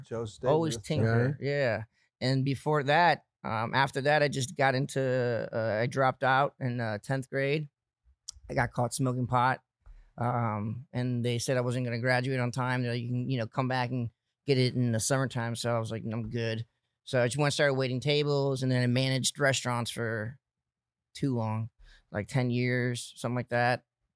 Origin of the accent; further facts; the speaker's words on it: São Paulo, Brazil; moved away; Yeah, so we're from Brazil. I was born in Brazil, came here in 89.